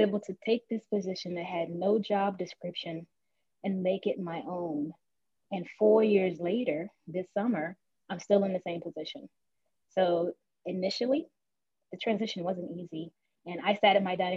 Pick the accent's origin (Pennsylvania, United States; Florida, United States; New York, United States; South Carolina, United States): South Carolina, United States; Charleston; I'm from Charleston, South Carolina, born and raised.